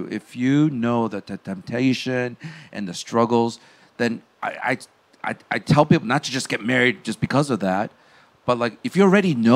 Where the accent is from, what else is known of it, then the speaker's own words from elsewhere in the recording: Chicago, Illinois, United States; I grew up in the South Side of Chicago